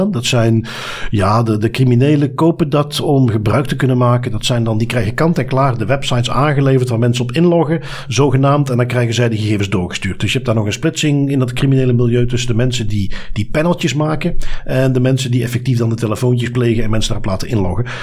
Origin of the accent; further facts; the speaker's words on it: Flanders, Belgium; accent: Belgian; Ehm, voor de meeste Nederlanders klink ik als een Belg.